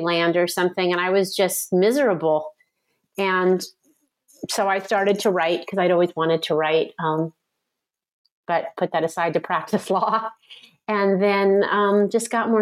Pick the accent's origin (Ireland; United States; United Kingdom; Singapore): United States; San Francisco Bay Area, California; I grew up in the San Francisco Bay Area.